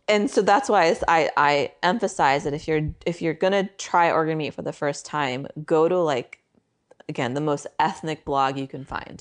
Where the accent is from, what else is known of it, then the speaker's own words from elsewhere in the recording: Silicon Valley, California, United States; growing up in Silicon Valley